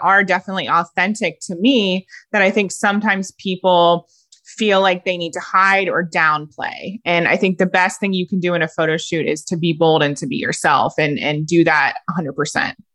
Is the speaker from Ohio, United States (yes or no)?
yes; Ohio, United States; I'm a girl from Ohio.